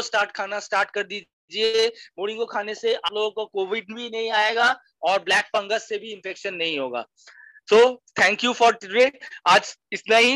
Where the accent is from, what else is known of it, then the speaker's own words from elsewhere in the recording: Durgapur, West Bengal, India; मैं दुर्गापुर से बिलोंग करता हूँ